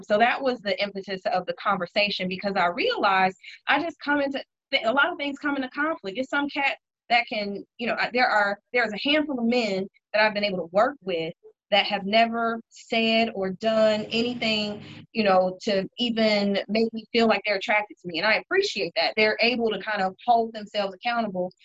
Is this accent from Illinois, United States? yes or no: yes; Chicago, Illinois, United States; I am a Chicagoan. Uh, live in Hyde Park